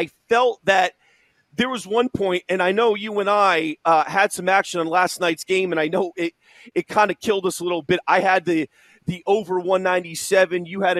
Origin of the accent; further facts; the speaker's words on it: New England, United States; being born and raised in New England, I'm actually admittedly not a Celtics fan.